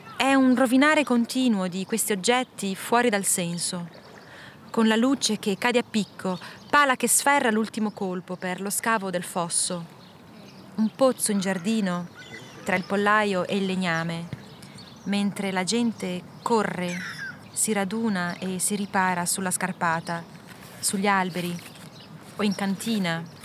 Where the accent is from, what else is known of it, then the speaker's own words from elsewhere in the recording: Ticino, Switzerland; moved away as an adult; also born or lived in Minas Gerais, Brazil; now in Brazil; sono partita 18 anni dal Ticino e poi dalla Svizzera, sono 20 anni che faccio un po' avanti e indietro